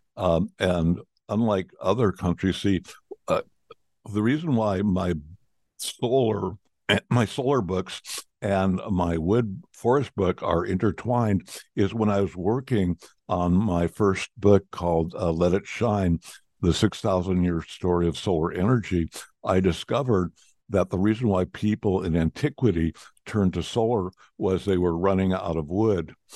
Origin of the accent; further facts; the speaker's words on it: United States; as American, I speak in Fahrenheit